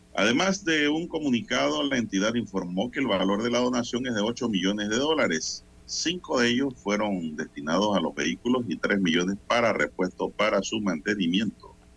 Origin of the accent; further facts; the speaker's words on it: Panama; como panameño